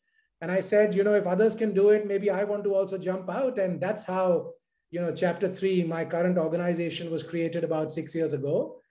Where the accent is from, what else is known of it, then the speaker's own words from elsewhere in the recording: Mumbai, Maharashtra, India; also born or lived in New Delhi; I'm based in Mumbai. I was born in Delhi, in New Delhi, but I was told I was about 40 days old when my parents got me to Bombay. So I've ever since been in this city and, you know, grew up in a North Indian household.